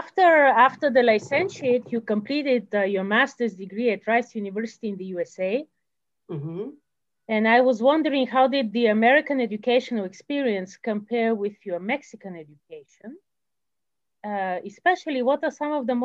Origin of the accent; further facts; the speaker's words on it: Canada; I speak as a Canadian